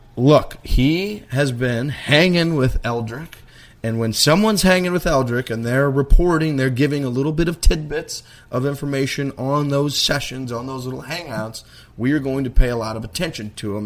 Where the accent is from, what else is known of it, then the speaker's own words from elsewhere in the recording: United States; I'm from America.